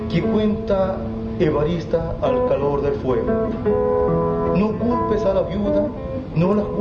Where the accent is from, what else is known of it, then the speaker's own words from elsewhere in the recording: San Vicente de Tagua Tagua, O'Higgins, Chile; now in San Fernando, Chile; hago crónica de de parte de mi tierra, de, San Vicente de Tahuatagua, de acá de San Fernando